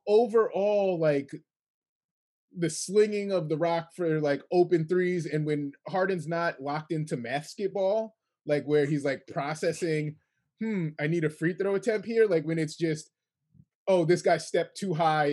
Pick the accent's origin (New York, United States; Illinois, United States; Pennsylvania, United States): New York, United States; Kingston; I'm from Kingston, New York.